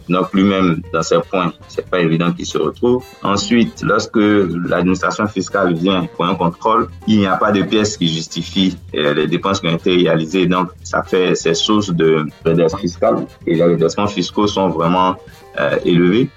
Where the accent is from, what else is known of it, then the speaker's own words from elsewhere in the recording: western Côte d'Ivoire, Côte d’Ivoire; French is a second language; je suis de l'ouest de la Côte d'Ivoire